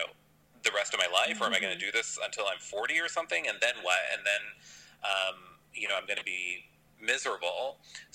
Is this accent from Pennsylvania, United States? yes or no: yes; Pennsylvania, United States; moved away as an adult; now in New York, United States; I'm from Pennsylvania, so I went to Penn, which was just 2 hours away from home